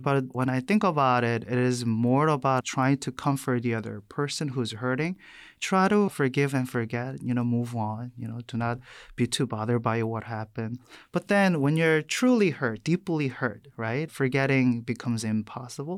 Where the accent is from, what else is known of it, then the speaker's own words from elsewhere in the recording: South Korea; English is a second language; moved away as an adult; also born or lived in New York City, United States / Boston, United States / Madison, Wisconsin, United States; now in United States; I was born and raised in South Korea. I came to the U S when I was eighteen